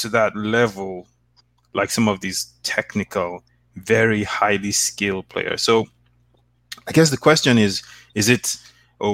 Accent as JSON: {"language": "English", "country": "Nigeria", "moved": "yes", "lives_now": "Canada", "said": "I'm Nigerian"}